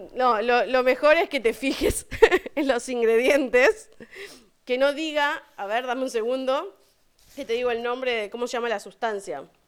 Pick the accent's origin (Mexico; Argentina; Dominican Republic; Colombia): Argentina; yo no encontré muchas cosas argentinas, porque nosotros somos una mezcla de cosas de todos lados